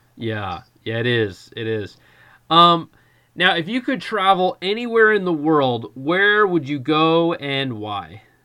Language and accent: English; United States; growing up in the United States